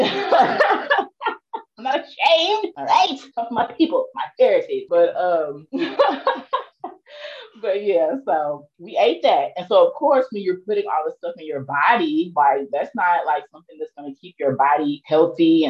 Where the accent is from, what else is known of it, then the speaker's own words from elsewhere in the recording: East St. Louis, Illinois, United States; moved away as an adult; I'm from East St. Louis, Illinois